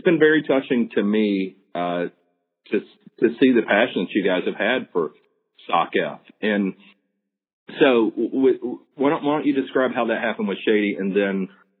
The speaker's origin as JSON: {"language": "English", "region": "the South", "country": "United States", "tie": "born or raised there", "said": "growing up in the South"}